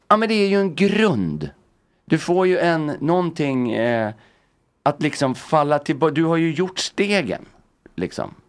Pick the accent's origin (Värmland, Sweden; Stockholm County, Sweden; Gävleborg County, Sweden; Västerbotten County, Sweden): Stockholm County, Sweden; Stockholm; jag är uppväxt i Örnsberg.